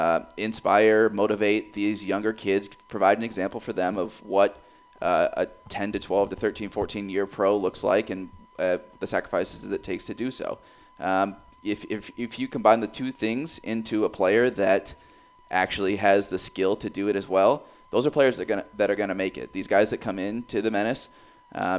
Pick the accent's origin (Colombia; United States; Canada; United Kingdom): United States; Cedar Rapids, Iowa; now in Des Moines, United States; growing up in Cedar Rapids